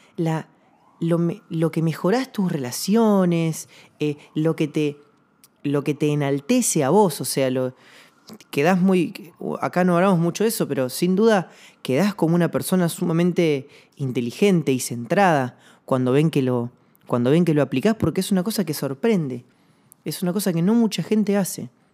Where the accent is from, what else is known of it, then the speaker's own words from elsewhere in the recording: Comodoro Rivadavia, Chubut, Argentina; yo soy de Comodoro Rivadavia